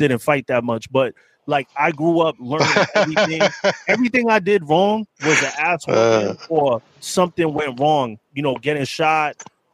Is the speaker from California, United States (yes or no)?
no; New York City, New York, United States; I grew up in the Bronx, early 80s